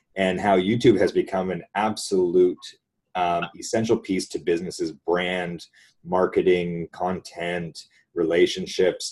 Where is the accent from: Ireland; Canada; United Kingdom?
Canada; we're Canadian